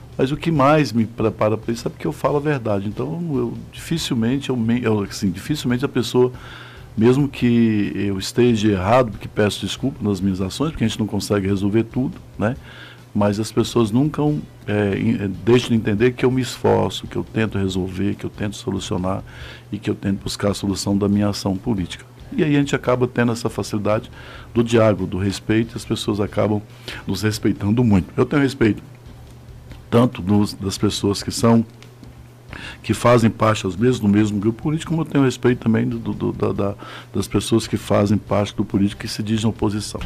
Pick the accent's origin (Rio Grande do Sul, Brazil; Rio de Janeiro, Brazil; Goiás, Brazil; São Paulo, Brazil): Goiás, Brazil; Novo Gama; also born or lived in Luziânia, Goiás; nasci, nasci em Lusiana, morei no fundo do Gama, porque meu pai tinha uma propriedade lá, a gente ficou, fiquei até no fundo do Gama, na Ponte Alta até os 17 anos